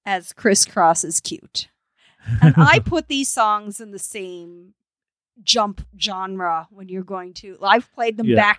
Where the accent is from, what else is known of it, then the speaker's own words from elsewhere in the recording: Canada; I'm Canadian